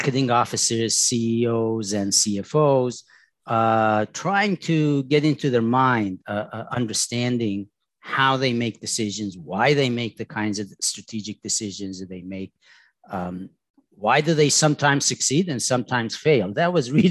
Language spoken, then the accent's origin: English; Tehran, Tehran Province, Iran; moved away; I was born in Tehran, in Iran